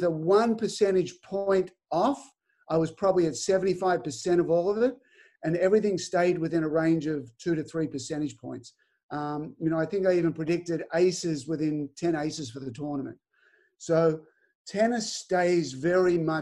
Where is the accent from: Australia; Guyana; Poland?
Australia; moved away as an adult; now in United States; I'm still Australian and I can't vote